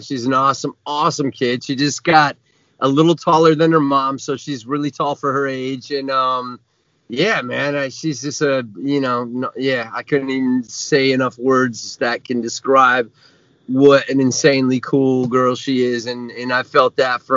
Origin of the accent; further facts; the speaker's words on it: Vermont, United States; moved away as an adult; also born or lived in Connecticut; now in Los Angeles, United States; I'm from Vermont originally